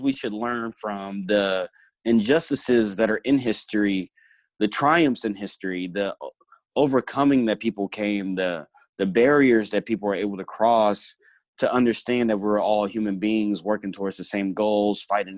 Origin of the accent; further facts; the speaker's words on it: Hot Springs, Arkansas, United States; also born or lived in Little Rock, Arkansas; I grew up mostly in Hot Springs, Arkansas, and Little Rock, Arkansas